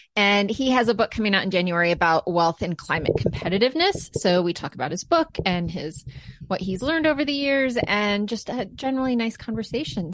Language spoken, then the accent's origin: English; Maine, United States; we're all from Maine